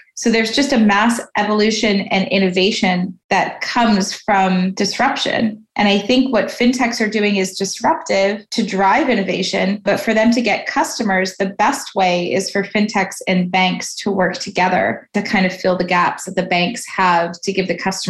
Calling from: Toronto, Ontario, Canada; I'm calling in from Toronto, Canada.

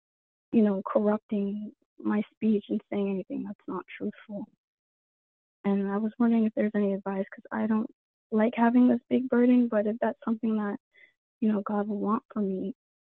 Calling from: Florida, United States; I'm from Florida.

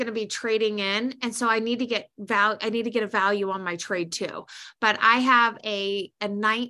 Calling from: Minnesota, United States; I'm calling from Minnesota.

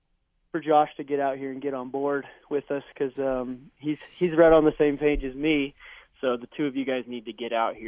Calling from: Chama, New Mexico, United States; I'm calling today from the Chama Trails Motel, and so we own a motel in Chama

